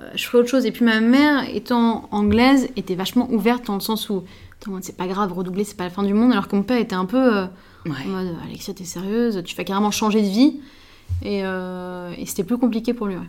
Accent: Paris, Île-de-France, France; je suis parisienne

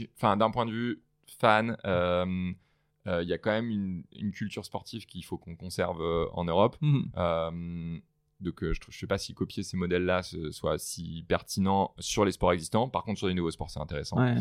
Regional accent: France; moved away as an adult; now in United States; en tant que en tant que Français

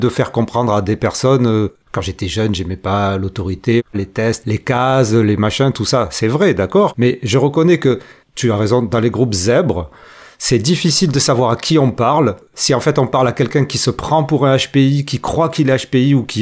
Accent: Marseille, Provence-Alpes-Côte d'Azur, France; avec mes bras qui s'agissent de partout en tant que Marseillais

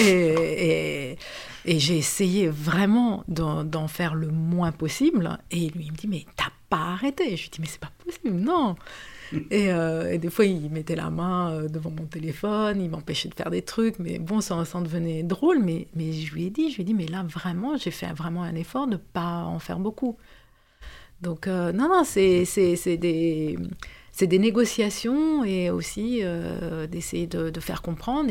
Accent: Romania; moved away as an adult; now in France; je suis née en Roumanie. Comme, euh, comme tu le disais, euh, j'ai vécu, euh, jusqu'à mes dix-huit ans en Roumanie

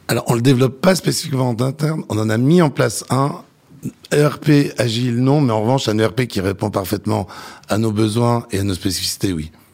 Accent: Nancy, Grand Est, France; moved away as an adult; also born or lived in Dijon; now in Paris, France; je suis né à Dijon, j'ai fait de 0 à 5 ans. Mon cœur d'adolescent et de lycée est à Nancy

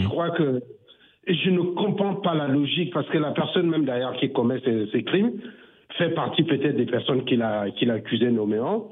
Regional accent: Cameroon; je suis camerounais, comme Eric qui est intervenu tout à l'heure

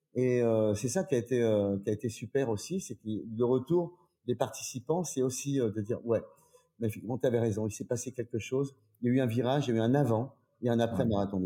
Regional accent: Troyes, Grand Est, France; je suis d'origine de Troyes, en Champagne.

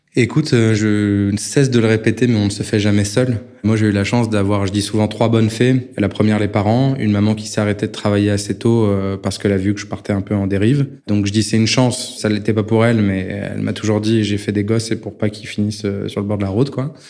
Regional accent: France

